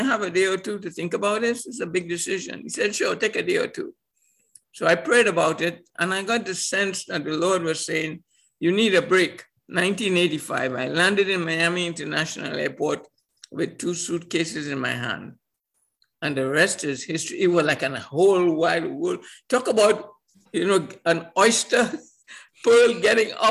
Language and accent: English; Trinidad & Tobago; I come from Trinidad Tobago, which when I was born, it was a colony of Britain